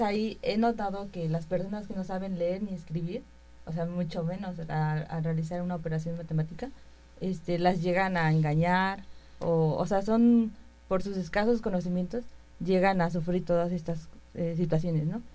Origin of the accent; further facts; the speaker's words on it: Puebla, Mexico; yo vengo de la región de Puebla